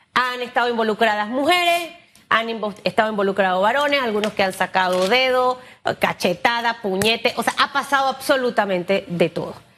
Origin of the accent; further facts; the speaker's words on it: Panama; yo como panameña